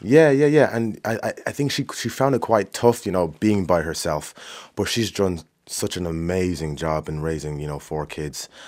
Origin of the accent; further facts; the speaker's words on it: Swords, Leinster, Ireland; I'm from Swords.